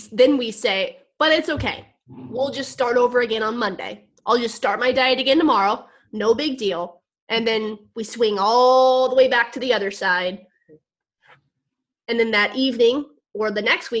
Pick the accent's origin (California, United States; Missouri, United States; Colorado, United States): Missouri, United States; moved away; I'm down in Missouri, in my hometown